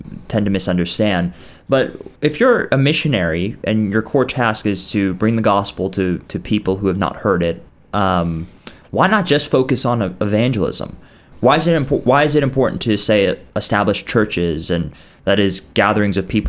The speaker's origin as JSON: {"language": "English", "country": "United States", "said": "as an American"}